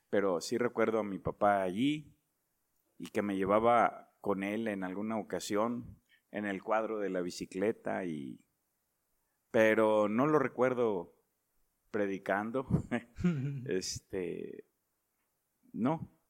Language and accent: Spanish; Monterrey, Nuevo León, Mexico; born there; No. Ah, yo nací en Nuevo León.